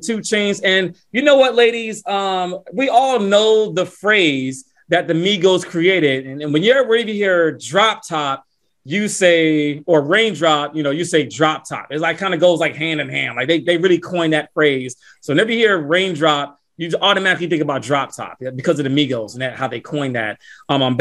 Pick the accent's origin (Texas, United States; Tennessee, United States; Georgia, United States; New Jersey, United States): Georgia, United States; Lawrenceville; my hometown, North Atlanta, Georgia, Lawrenceville, to be exact